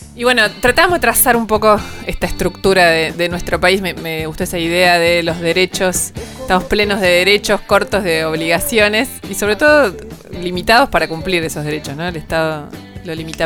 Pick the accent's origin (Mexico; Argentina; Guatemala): Argentina